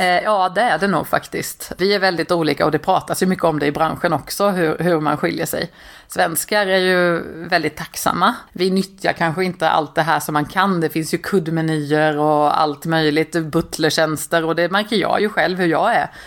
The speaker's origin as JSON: {"language": "Swedish", "region": "Småland", "country": "Sweden", "said": "Jag är smålänning"}